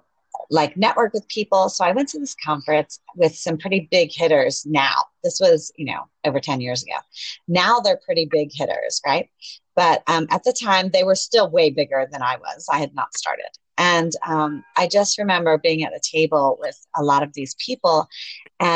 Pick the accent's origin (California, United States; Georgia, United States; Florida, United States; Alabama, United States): Georgia, United States; Atlanta; now in Panama City, Panama; I am from Atlanta, Georgia, living in Panama City, Panama